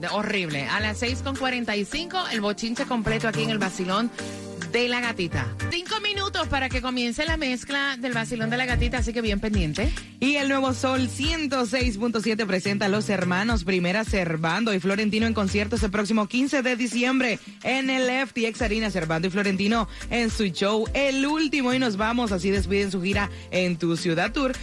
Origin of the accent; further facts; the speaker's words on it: Puerto Rico; moved away as an adult; also born or lived in Orlando; viajamos y salimos de Puerto Rico